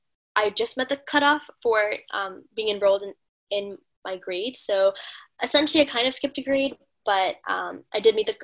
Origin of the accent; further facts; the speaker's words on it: Long Island, New York, United States; moved away as an adult; also born or lived in Brooklyn, New York / Canada; now in Philadelphia, United States; I was born in Brooklyn, grew up in Long Island and Canada